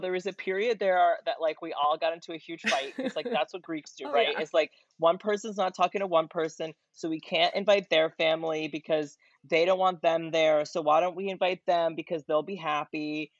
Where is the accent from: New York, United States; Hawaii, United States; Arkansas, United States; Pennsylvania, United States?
New York, United States; Brooklyn; I'm from Brooklyn.